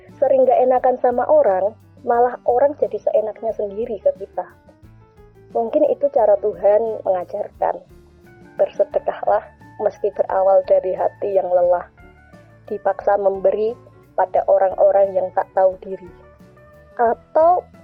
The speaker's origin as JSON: {"language": "Indonesian", "region": "Java", "country": "Indonesia", "said": "Sebagai orang Jawa, kita sangat berpegang teguh pada unggah-ungguh atau tata krama"}